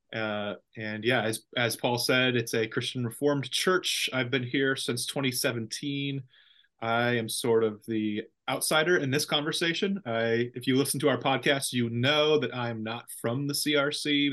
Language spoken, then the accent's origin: English; Central Valley, California, United States; now in Ripon, United States; I'm from the Central Valley, but not from Ripon